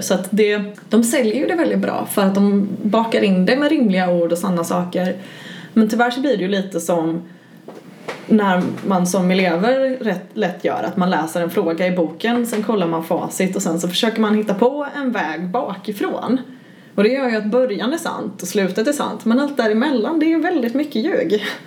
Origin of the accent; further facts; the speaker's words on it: Gothenburg, Västra Götaland, Sweden; Jag är göteborgare